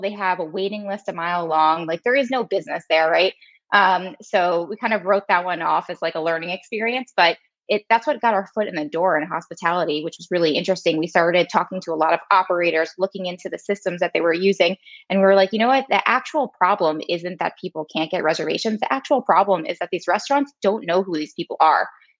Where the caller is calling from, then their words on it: New York, United States; I'm calling in from New York.